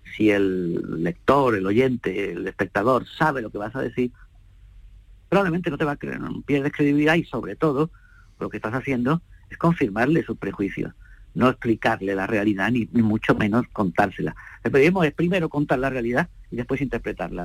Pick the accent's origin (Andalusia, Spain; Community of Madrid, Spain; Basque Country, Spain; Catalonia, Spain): Andalusia, Spain; Seville; Sevilla sí, claro, es mi, raíz